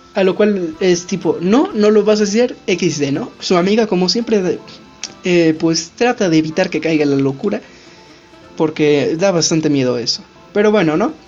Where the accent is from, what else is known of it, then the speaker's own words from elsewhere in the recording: Mexico; nosotros somos de México